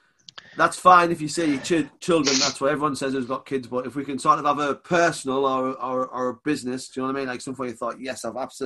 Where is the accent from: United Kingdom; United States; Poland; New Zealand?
United Kingdom; the north of England; accent: northern; me being like northern as shit